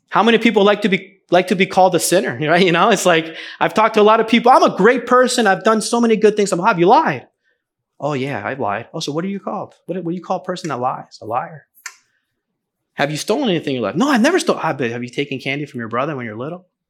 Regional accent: New Jersey, United States; also born or lived in Venezuela; the church that I grew up going to in New Jersey

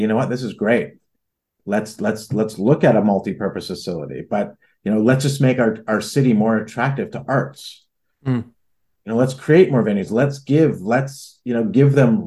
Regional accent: Toronto, Ontario, Canada; moved away as an adult; now in Halifax, Canada; I'm from Toronto

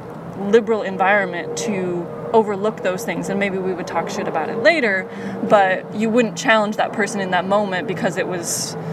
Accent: United States; American history in particular, because I am American

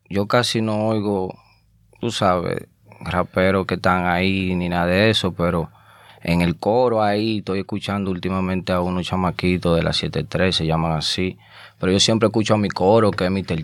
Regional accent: Azua, Dominican Republic; moved away as an adult; also born or lived in Santo Domingo / Bronx, New York; now in New York, United States; yo nací en Santo Domingo, pero me crié en un campo llamado Asua

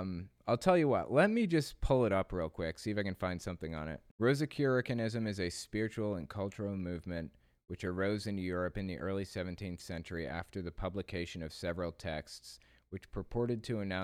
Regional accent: Australia; And yes, I'm Aussie.

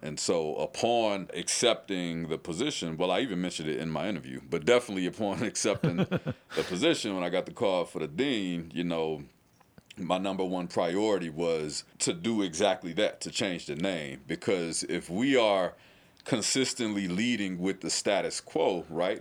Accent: St. Louis, Missouri, United States; now in Louisville, United States; I'm from St. Louis, Missouri

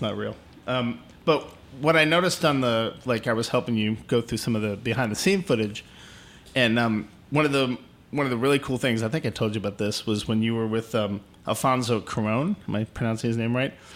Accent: Houston, Texas, United States; I was born in Houston

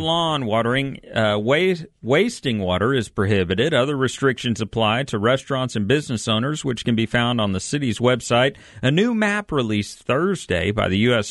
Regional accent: Texas, United States; I'm from Texas.

